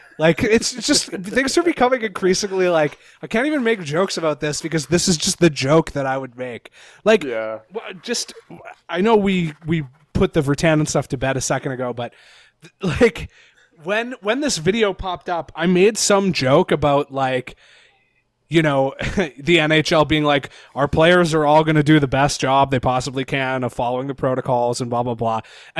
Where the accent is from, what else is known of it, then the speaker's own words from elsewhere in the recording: Nanaimo, British Columbia, Canada; Yes, I did. I grew up in Nanaimo, my dude.